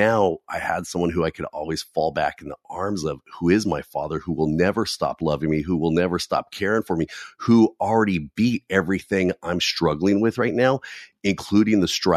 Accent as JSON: {"language": "English", "region": "California", "country": "United States", "said": "I live out here in California, and I always jokingly say, don't hold that against me, okay? I'm from California"}